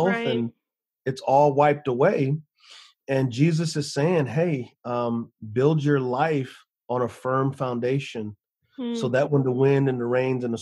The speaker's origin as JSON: {"language": "English", "town": "San Antonio", "region": "Texas", "country": "United States", "tie": "born or raised there", "moved": "yes", "said": "I grew up in San Antonio, Texas on the west side."}